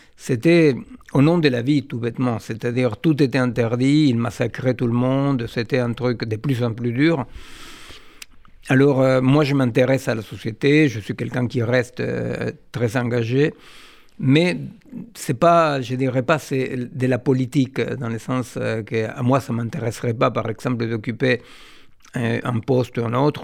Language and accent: French; Argentina; moved away; je suis euh, né en Argentine d'une famille juive séfarade